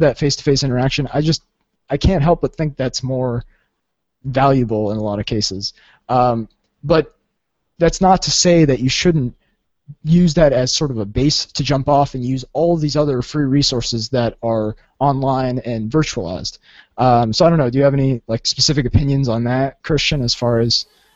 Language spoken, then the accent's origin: English; Southern California, United States; I'm from Southern California